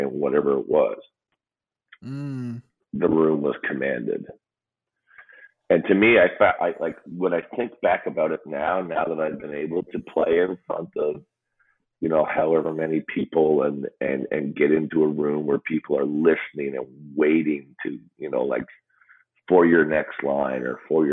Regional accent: Newfoundland and Labrador, Canada; I grew up in Newfoundland.

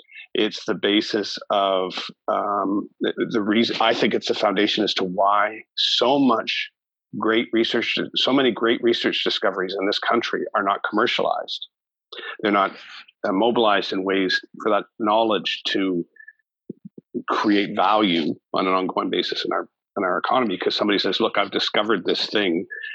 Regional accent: Canada; as a Canadian

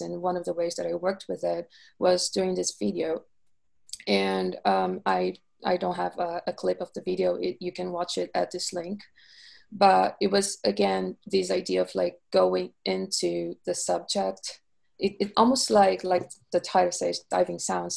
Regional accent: Rio de Janeiro, Brazil; moved away as an adult; now in London, United Kingdom; I am originally from Rio de Janeiro, Brazil.

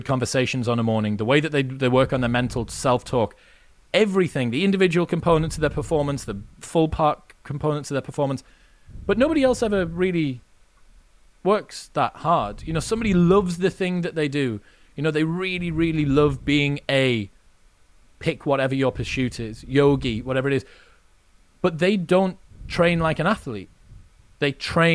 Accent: Newcastle upon Tyne, North East England, United Kingdom; Because I'm from Newcastle, well, I'm from the north of England

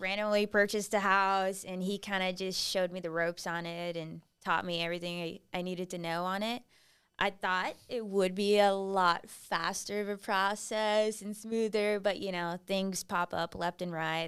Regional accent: Kingsville, Texas, United States; now in San Antonio, United States; I grew up in Kingsville, Texas

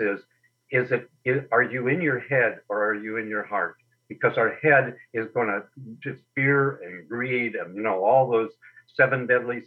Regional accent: Berkeley, California, United States; now in Sun Lakes, United States; I was born in Berkeley, California, around the time of the Pearl Harbor attack.

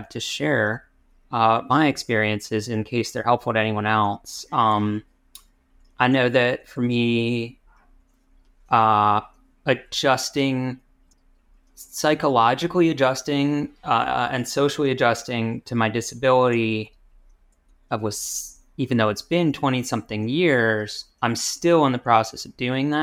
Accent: Rochester, New York, United States; now in Pittsburgh, United States; When I was growing up, I spent most of the time at my dad's house in the suburbs of Rochester, New York, which is sort of near Buffalo

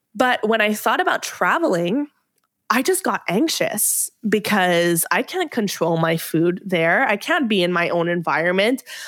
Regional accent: Montreal, Quebec, Canada; moved away as an adult; also born or lived in Ottawa; I moved from Montreal to Ottawa to go to university

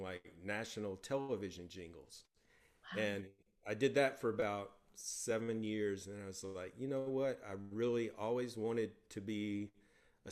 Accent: Mississippi Delta, United States; moved away as an adult; also born or lived in New York; Grew up in the Mississippi Delta

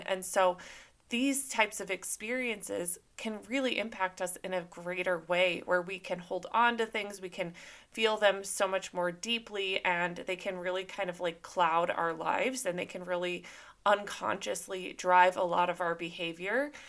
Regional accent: Minnesota, United States; now in Southern California, United States; I grew up in Minnesota

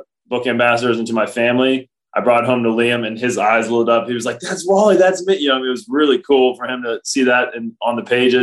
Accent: Cincinnati, Ohio, United States; now in Milwaukee, United States; Cincinnati, my hometown

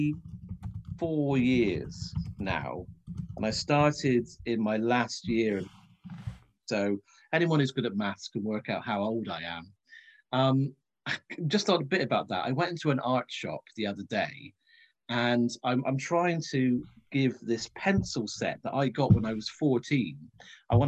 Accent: Cornwall, South West England, United Kingdom; moved away as an adult; also born or lived in Leicester; growing up in Cornwall

